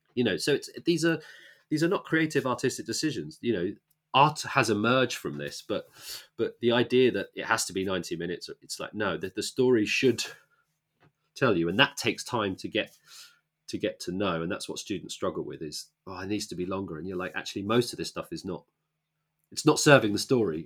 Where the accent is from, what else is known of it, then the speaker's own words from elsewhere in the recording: Luton, East of England, United Kingdom; moved away; I grew up in Luton